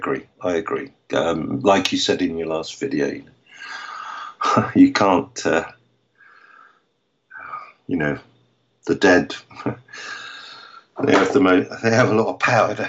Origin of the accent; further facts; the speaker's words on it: London, United Kingdom; moved away; growing up in London